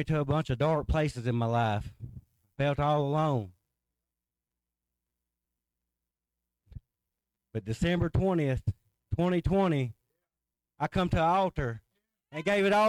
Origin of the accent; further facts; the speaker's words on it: Midway, United States; I grew up around Midway in Suwannee area.